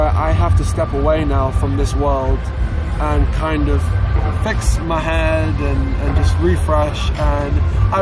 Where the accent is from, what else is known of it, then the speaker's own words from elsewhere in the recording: Leeds, Yorkshire and the Humber, United Kingdom; we're Leeds boys. We're from Leeds.